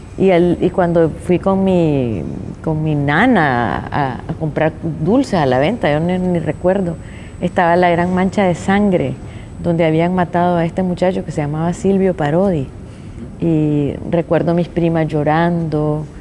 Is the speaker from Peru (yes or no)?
no; Nicaragua; born or raised there